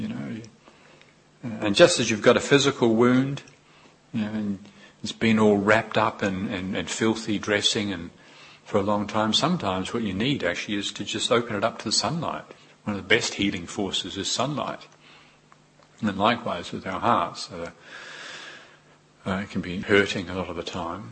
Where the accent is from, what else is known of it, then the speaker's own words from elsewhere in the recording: New Zealand; moved away as an adult; I was newly come, and I was from New Zealand, very obviously. And my accent, and newly arrived in this wonderful country.